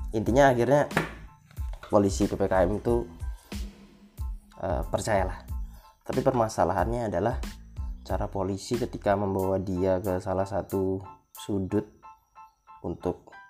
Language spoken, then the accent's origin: Indonesian; Lampung, Indonesia; Aku juga nggak tahu sih jalan mana soalnya aku nih orang Lampung jadi aku nggak nggak terlalu nggak terlalu ngerti lah gimana itu dan mogot segala macem.